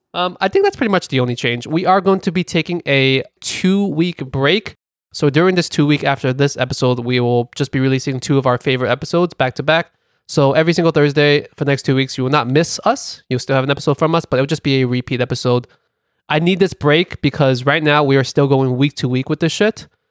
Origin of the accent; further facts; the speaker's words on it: New York City, New York, United States; accent: Brooklyn; my Brooklyn accent